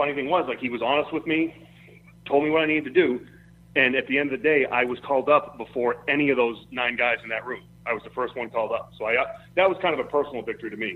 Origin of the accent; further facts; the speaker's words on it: Louisville, Kentucky, United States; my hometown of Louisville